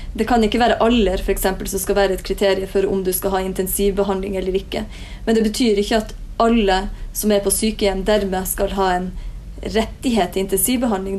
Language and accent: Norwegian; Northern Norway, Norway; now in Oslo, Norway; hjemme i Nord-Norge